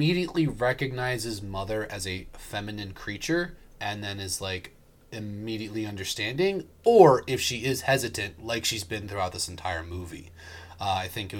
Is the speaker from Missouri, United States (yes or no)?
no; Maryland, United States; Born and raised in Maryland